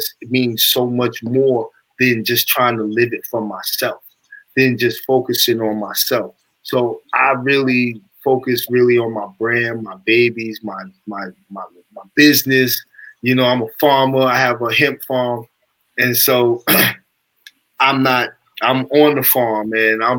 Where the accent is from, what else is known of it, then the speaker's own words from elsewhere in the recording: Amityville, New York, United States; I'm from Amityville, Long Island.